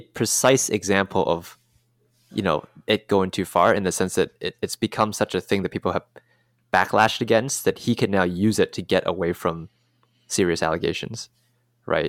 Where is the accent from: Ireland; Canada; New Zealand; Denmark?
Canada; I'm Canadian